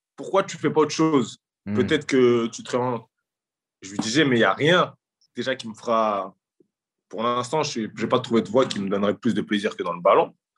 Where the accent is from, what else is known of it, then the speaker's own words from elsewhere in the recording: Drancy, Île-de-France, France; à mon arrivée à Drancy, que je reviens dans le cocon familial